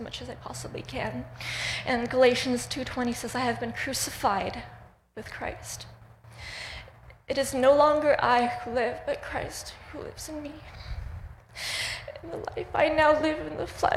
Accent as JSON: {"language": "English", "country": "Russia", "tie": "born or raised there", "moved": "yes", "said": "I was born in Russia"}